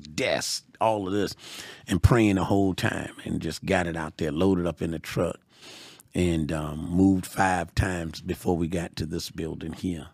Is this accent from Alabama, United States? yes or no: no; Georgia, United States; I'm from Georgia